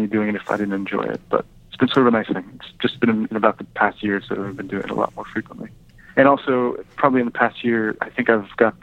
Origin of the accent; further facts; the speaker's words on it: Santa Fe, New Mexico, United States; I grew up in Santa Fe